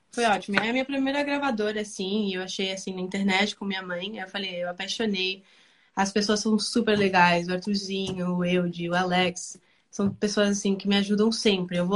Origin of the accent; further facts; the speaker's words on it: Argentina; Portuguese is a second language; E agora, assim, eu tô me sentindo, assim, melhor com português, também espanhol, né? Porque eu sou da Argentina, então... Mas é mais difícil espanhol.